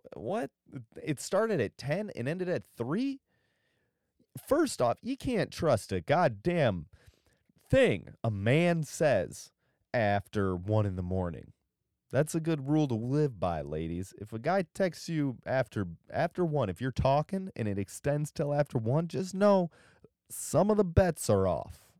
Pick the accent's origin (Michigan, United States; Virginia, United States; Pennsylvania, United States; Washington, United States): Michigan, United States; Michigan's Upper Peninsula, United States; where I'm from